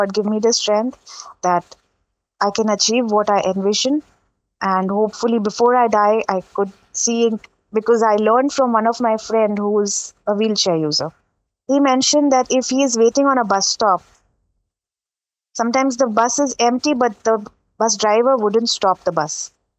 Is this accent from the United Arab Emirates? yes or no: yes; Dubai, United Arab Emirates; But again, because I grew up in Dubai, I grew up in a very mixed culture.